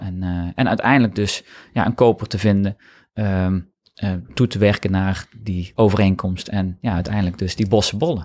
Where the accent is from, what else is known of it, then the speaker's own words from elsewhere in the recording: North Brabant, Netherlands; ik kom uit Brabant